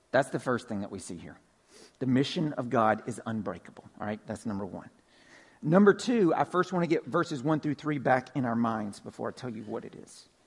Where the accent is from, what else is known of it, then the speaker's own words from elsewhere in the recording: Pine Log, Georgia, United States; I'm originally from Pine Log, right? Northwest Georgia, country, way out in the country. Grew up on a farm.